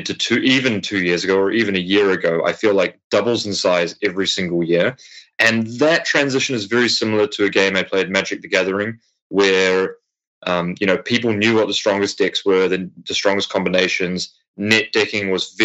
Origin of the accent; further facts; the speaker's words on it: New Zealand; I'm from New Zealand